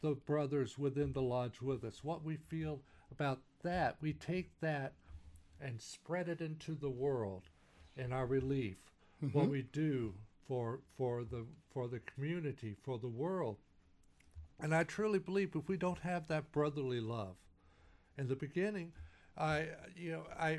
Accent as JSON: {"language": "English", "region": "Texas", "country": "United States", "moved": "yes", "said": "I'm a Texan"}